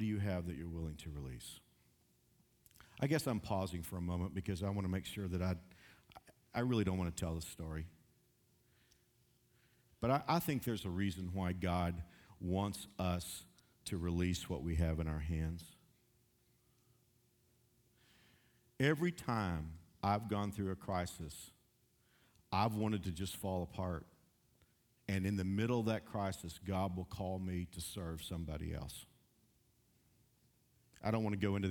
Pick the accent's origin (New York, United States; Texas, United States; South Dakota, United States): Texas, United States; moved away; I'm from Texas.